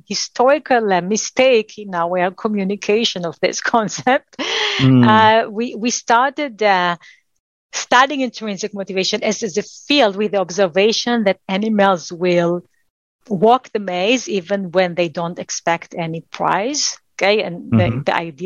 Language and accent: English; Israel; I spent 2 years in the Israeli military. That was required for someone growing up in Israel